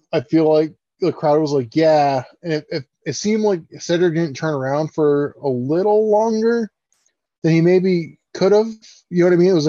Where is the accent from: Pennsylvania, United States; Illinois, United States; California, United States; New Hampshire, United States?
New Hampshire, United States; Derry; I'm from Derry, New Hampshire.